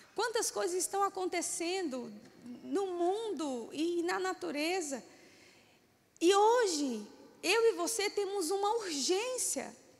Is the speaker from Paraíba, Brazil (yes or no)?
yes; Paraíba, Brazil; now in Brasília, Brazil; Eu também sou paraibana.